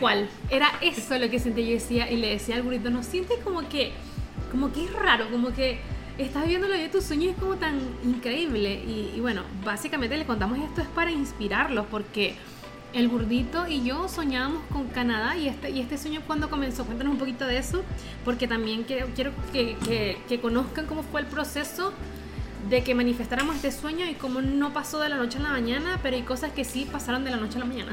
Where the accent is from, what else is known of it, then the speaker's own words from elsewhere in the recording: Venezuela; moved away as an adult; also born or lived in Chile; nosotros somos venezolanos y migramos a Chile